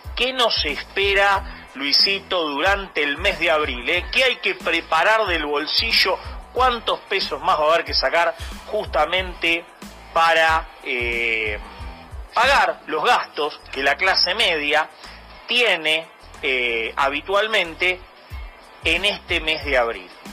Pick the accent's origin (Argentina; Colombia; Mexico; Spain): Argentina